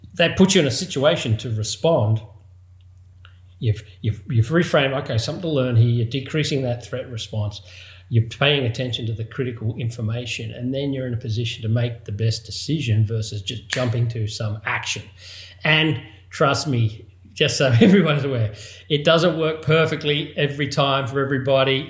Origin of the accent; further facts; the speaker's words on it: Australia; growing up in Australia, obviously, given the accent